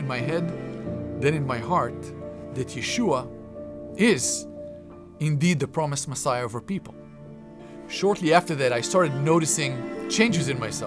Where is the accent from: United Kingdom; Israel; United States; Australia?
Israel; Growing up in Israel